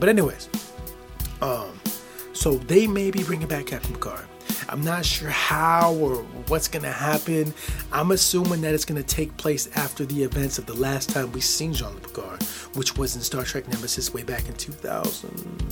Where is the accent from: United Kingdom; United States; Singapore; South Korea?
United States; Midwest; I'm from the United States of America. I'm in the United States, I'm in the Midwest